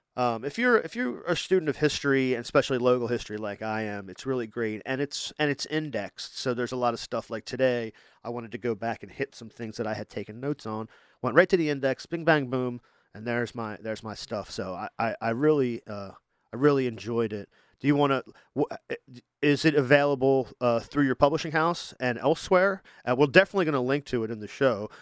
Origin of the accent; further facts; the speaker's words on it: Wilmington, Delaware, United States; I grew up hanging out in Little Italy here on the west side